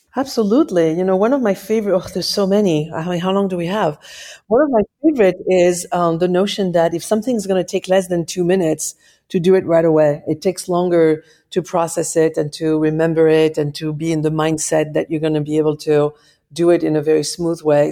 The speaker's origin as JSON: {"language": "English", "town": "Paris", "region": "Île-de-France", "country": "France", "moved": "yes", "said": "I'm from Paris"}